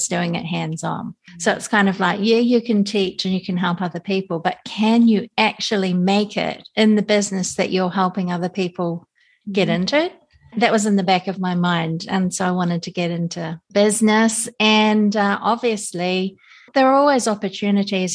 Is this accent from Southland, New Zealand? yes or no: no; Auckland, New Zealand; now in Japan; we're from New Zealand, so we grew up with wool, definitely. All of us did